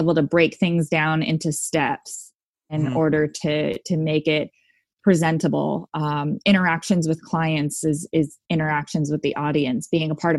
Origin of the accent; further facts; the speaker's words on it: Southern California, United States; I grew up in Southern California